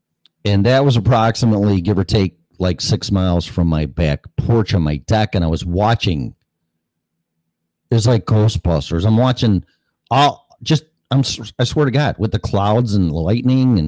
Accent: Midwest, United States; moved away as an adult; now in Florida, United States; I'm from the Midwest

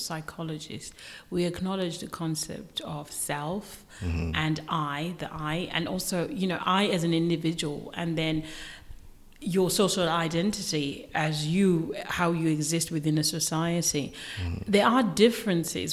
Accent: Zimbabwe; moved away; I'm from Zimbabwe myself, so I'm from Africa

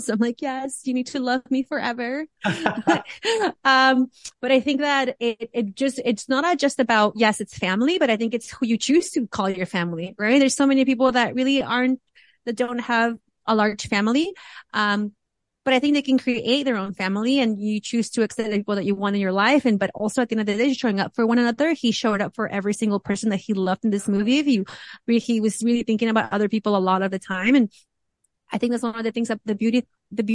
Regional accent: Oaxaca, Mexico; I was born and raised in Oaxaca

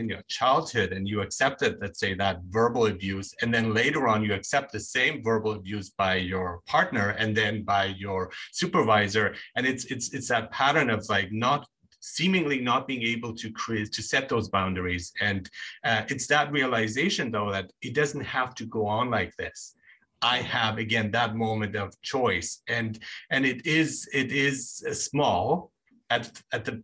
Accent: Nuremberg, Bavaria, Germany; moved away; I grew up in Germany, and so I did stand out there as a foreigner

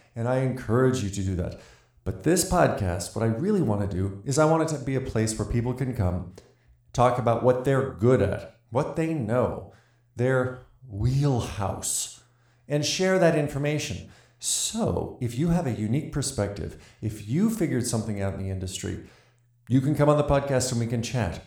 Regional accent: Montana, United States; I'm from Montana

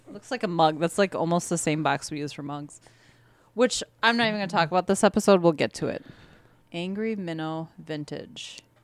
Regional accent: Wisconsin, United States; We're from Wisconsin

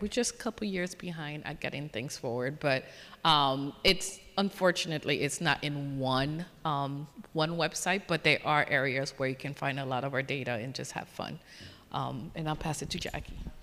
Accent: Haiti; moved away; I grew up in a beautiful island of Haiti, so growing up in the Caribbean

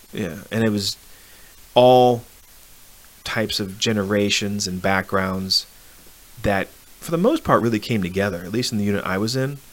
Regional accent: Arlington, Virginia, United States; I'm from Arlington, Virginia.

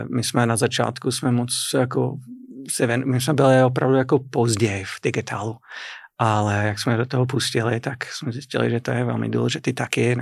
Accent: Boston, Massachusetts, United States; Czech is a second language; moved away as an adult; now in Kladno, Czech Republic; Já jsem ze severovýchodu a tam z Nové Anglie, opravdu Nová Anglie jako, jako stará Anglie. Je to hodně evropské, evropská část Ameriky a e, moje rodné město je Boston. Jako jsem se narodil blízko Bostonu

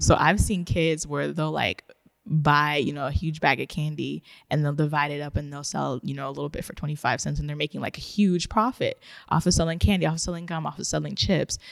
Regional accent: Ghana; moved away; also born or lived in Japan; I was born in Ghana

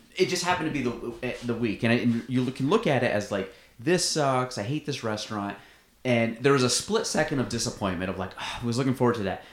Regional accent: Plattsburgh, New York, United States; I'm from Plattsburgh. I, I take pride in being from Plattsburgh

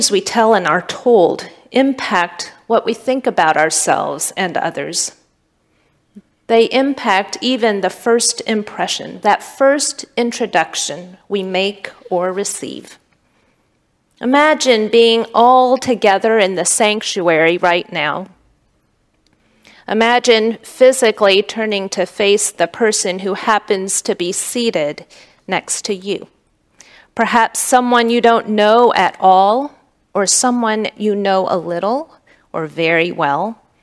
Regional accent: Pontiac, Michigan, United States; I'm from Pontiac, Michigan. My dad wasn't in the home. My neighborhood was dangerous, and we had no positive black male role models.

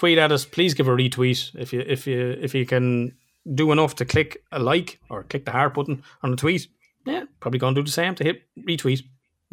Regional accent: Ireland; accent: Irish; We're Irish

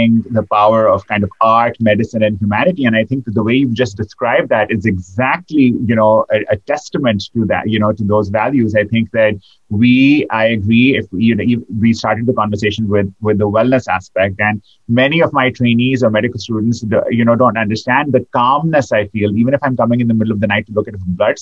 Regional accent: Pakistan; moved away; I grew up in Pakistan

